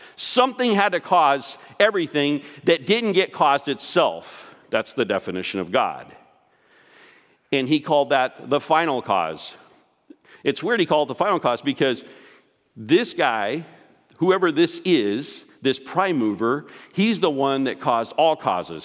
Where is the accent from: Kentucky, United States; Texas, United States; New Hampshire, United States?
Texas, United States; I grew up in Texas